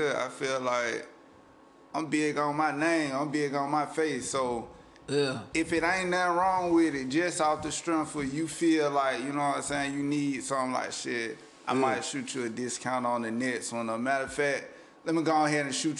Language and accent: English; South Carolina, United States